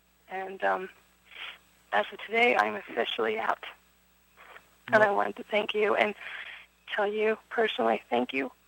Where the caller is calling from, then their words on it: Pennsylvania, United States; I'm calling from Pennsylvania. I just want to say I've been a member of the LDS Church for 20 years.